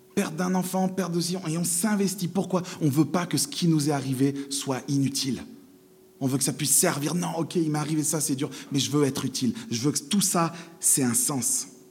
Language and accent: French; France; en tant que bon français